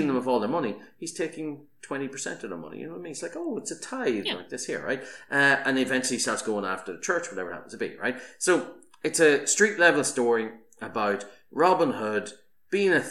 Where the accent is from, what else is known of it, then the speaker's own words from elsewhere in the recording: Ireland; as an Irish person